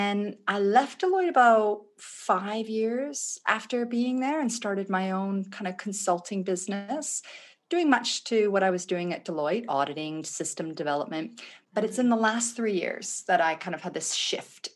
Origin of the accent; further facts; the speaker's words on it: Vancouver, British Columbia, Canada; moved away as an adult; also born or lived in Thunder Bay, Ontario / Edinburgh; now in Australia; I moved over to the West Coast when I was about 3. I grew up in Vancouver.